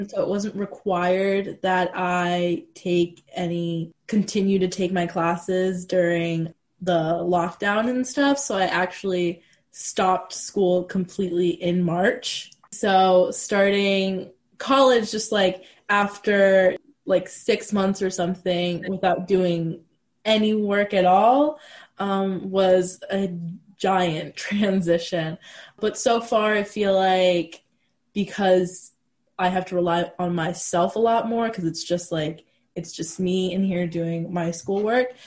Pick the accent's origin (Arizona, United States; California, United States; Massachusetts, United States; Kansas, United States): Massachusetts, United States; Arlington; I'm a public health major and I'm from Arlington